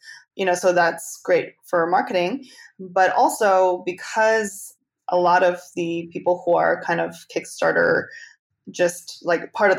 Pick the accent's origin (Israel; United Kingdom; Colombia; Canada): Canada; now in United States; because I'm actually Canadian. So I've never lived in the US until very recently.